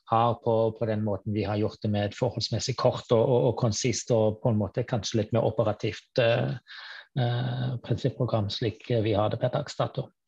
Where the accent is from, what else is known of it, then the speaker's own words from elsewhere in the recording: Germany; now in Norway; Siden jeg er tysker